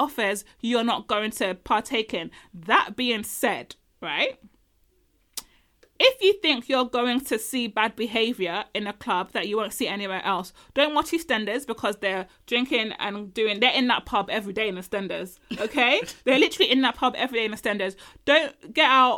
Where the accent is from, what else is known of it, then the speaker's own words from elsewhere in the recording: Nigeria; I'm Nigerian.